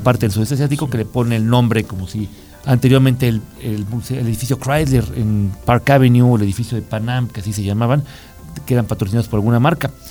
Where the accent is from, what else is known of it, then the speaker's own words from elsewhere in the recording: Mexico; como mexicano